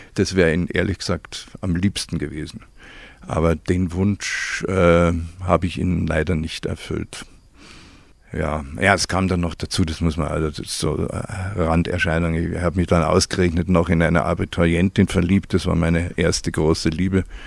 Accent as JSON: {"language": "German", "town": "Burghausen", "region": "Bavaria", "country": "Germany", "tie": "born or raised there", "said": "ich bin in Burghausen aufgewachsen"}